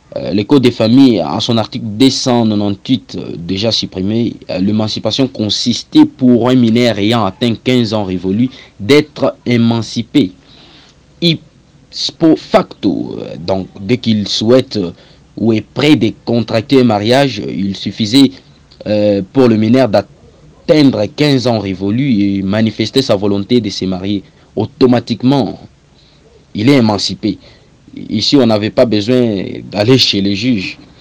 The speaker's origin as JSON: {"language": "French", "country": "DR Congo", "said": "ici chez nous en République démocratique du Congo"}